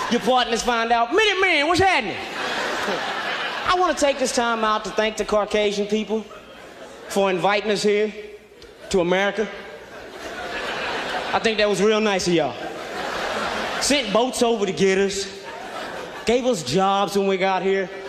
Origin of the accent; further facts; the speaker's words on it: Kansas City, Missouri, United States; now in Los Angeles, United States; moved out to Los Angeles about a year ago, and I'm coming from the Midwest, right? Kansas City, Missouri.